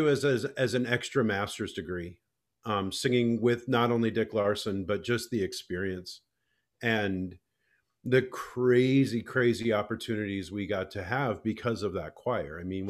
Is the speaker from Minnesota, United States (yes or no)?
yes; Alexandria, Minnesota, United States; moved away; I grew up in Alexandria.